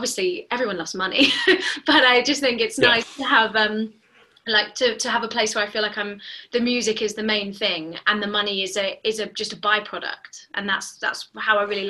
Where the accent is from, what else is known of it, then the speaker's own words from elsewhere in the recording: London, United Kingdom; I was born in Northwest London